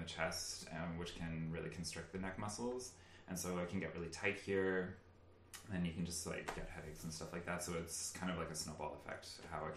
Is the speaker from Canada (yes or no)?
yes; Vancouver Island, British Columbia, Canada; also born or lived in Victoria; now in Prince Rupert, Canada; I'm originally from Seward, and it's like a super small town, even smaller than this, actually, on Vancouver Island.